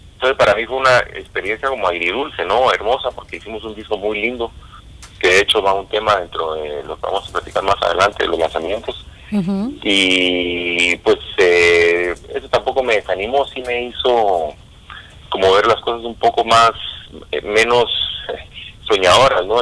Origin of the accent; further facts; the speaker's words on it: Guatemala City, Guatemala Department, Guatemala; moved away; yo soy guatemalteco, nací en la ciudad